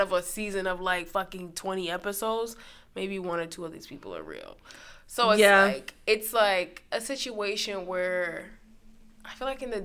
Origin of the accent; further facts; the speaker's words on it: New York, United States; I'm from New York